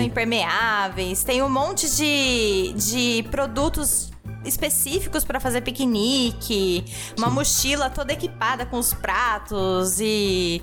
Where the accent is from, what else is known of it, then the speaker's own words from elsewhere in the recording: interior of São Paulo, Brazil; now in Germany; a gente é do, do interior de São Paulo